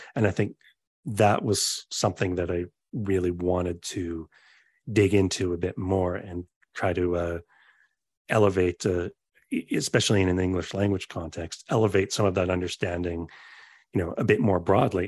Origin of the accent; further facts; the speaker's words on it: Canada; where I'm from Canada, so that's obviously the world where I am from